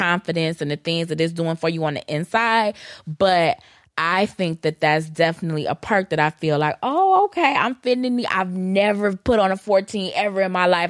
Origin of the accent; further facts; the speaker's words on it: Detroit, Michigan, United States; I'm from Detroit